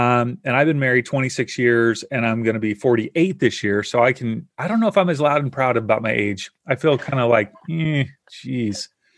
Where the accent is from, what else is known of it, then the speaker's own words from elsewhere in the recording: Kentucky, United States; I grew up in Kentucky.